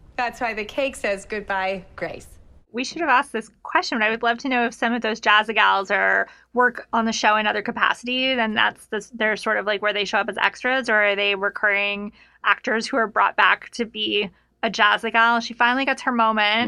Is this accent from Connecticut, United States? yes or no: no; Reno, Nevada, United States; also born or lived in Lake Tahoe; I grew up in Reno and in Lake Tahoe